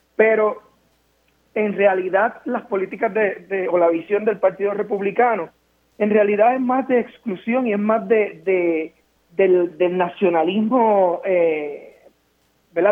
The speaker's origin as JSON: {"language": "Spanish", "country": "Puerto Rico", "said": "los puertorriqueños somos ciudadanos americanos"}